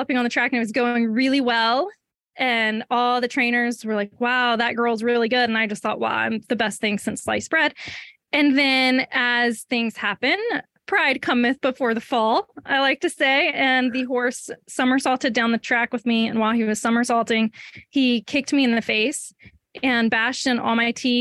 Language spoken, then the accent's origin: English; Mississippi, United States; moved away as an adult; also born or lived in Louisville, Kentucky; I'm from Mississippi, and my junior year of college, I transferred to the University of Louisville